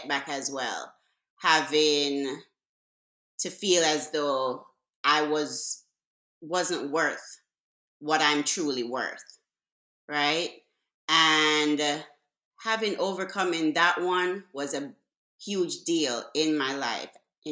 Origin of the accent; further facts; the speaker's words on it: Jamaica; moved away as an adult; now in United States; I was born in Jamaica. I migrated to the U.S. at the age of 18